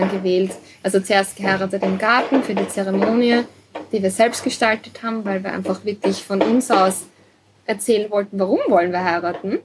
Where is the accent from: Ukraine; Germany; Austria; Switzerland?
Austria; das Dorf, wo ich aufgewachsen bin, hat 60 Einwohner, also ist sehr klein. mhm. ist zwar mhm. eine halbe Stunde von Wien